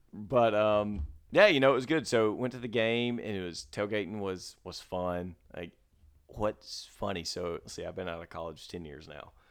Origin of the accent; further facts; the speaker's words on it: Mississippi, United States; now in Dallas, United States; I'm from Mississippi